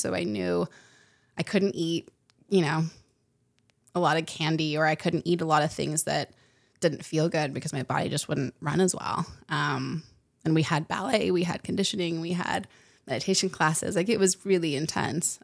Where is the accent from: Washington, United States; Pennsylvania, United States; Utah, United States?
Utah, United States; I grew up in Utah, so I grew up in the mountains